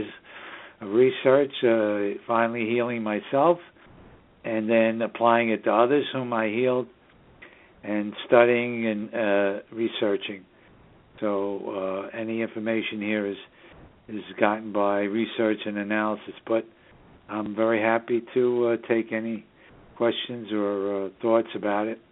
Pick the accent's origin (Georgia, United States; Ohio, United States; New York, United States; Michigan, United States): New York, United States; New York City; the northern suburbs of New York City, my hometown.